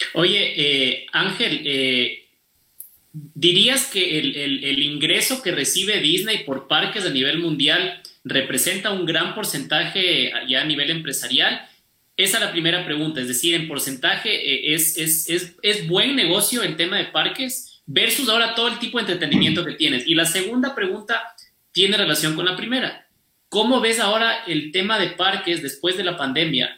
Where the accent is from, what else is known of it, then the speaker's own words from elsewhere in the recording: Ecuador; el Poli, el banco y yo somos ecuatorianos